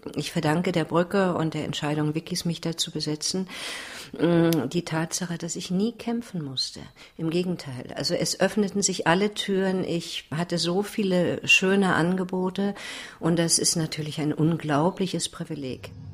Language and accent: German; Berlin, Germany; bin ja Berlinerin